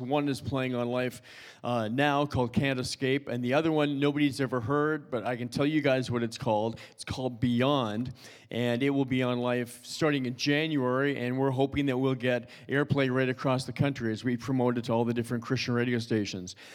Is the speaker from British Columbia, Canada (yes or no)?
no; Toronto, Ontario, Canada; I'm originally from Toronto. I grew up in Toronto, went to high school there, went to college there.